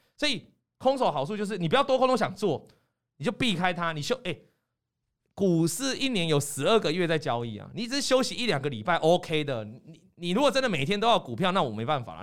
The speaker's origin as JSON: {"language": "Chinese", "country": "Taiwan", "said": "我们台湾人"}